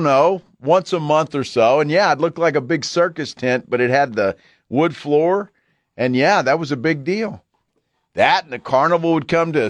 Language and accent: English; Alice, Texas, United States; I grew up in Alice.